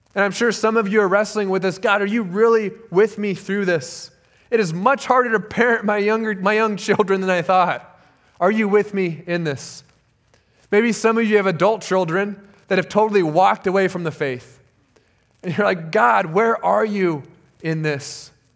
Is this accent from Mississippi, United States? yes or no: no; Southern California, United States; moved away as an adult; I was born and raised in Southern California, spent most of my life there